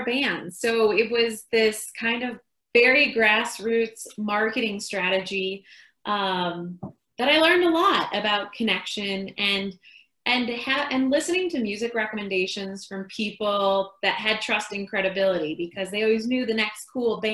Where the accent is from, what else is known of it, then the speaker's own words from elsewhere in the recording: Chicago, Illinois, United States; moved away as an adult; also born or lived in San Diego / Peru; now in Colorado, United States; I grew up in Chicago